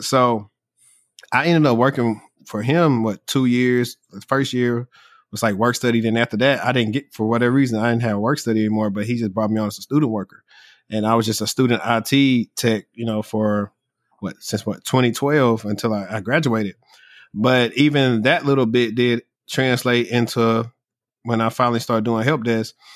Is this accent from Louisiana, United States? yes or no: yes; Louisiana, United States; I'm from Louisiana where housing is cheap.